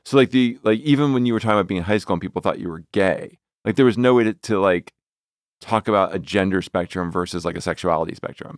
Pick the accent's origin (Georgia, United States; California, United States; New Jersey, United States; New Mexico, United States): New Jersey, United States; I'm from New Jersey.